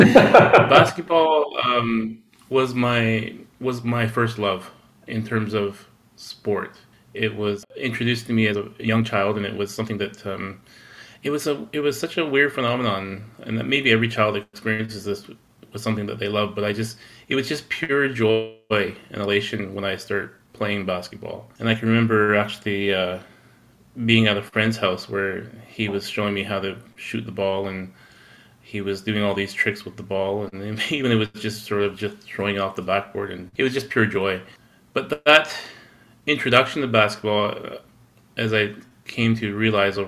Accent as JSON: {"language": "English", "area": "Six Nations of the Grand River", "region": "southern Ontario", "country": "Canada", "moved": "yes", "lives_now": "Winnipeg, Canada", "said": "I'm actually a Kanien’keha person or a Mohawk person, originally from the Six Nations of the Grand River in southern Ontario"}